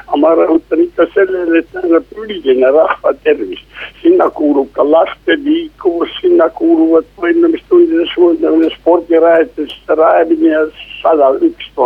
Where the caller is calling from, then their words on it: Tartu, Tartu County, Estonia; no tervist, jõudu tööle, ma aitan saadet siis, siis sisustada